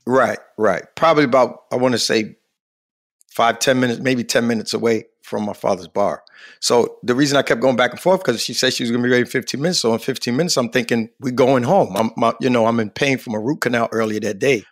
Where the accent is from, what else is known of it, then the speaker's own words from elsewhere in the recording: New York City, New York, United States; moved away; also born or lived in Hartford, Connecticut; I was born in Queens, New York, raised in Queens.